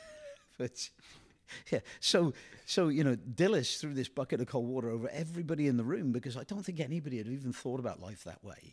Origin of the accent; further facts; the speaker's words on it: England, United Kingdom; moved away; I come from England